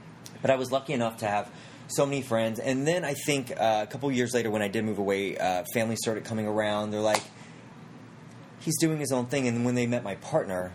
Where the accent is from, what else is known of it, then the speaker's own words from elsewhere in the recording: South Carolina, United States; moved away; I'm originally from South Carolina